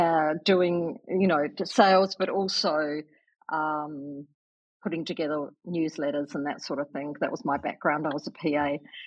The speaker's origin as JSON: {"language": "English", "town": "Timaru", "region": "South Island", "country": "New Zealand", "tie": "born or raised there", "also_born_or_lived": "London, United Kingdom / Perth, Australia", "accent": "Kiwi", "moved": "as an adult", "lives_now": "Clare Valley, Australia", "said": "I was brought up in the South Island of New Zealand"}